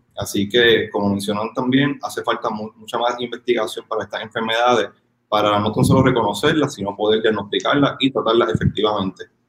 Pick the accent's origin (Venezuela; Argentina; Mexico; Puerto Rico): Puerto Rico; somos una isla